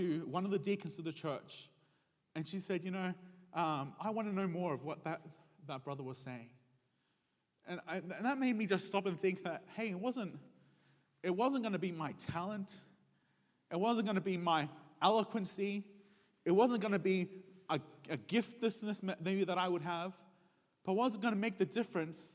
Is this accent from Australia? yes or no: yes; Sydney, New South Wales, Australia; I was raised in an Hispanic home, but I was raised in Sydney, Australia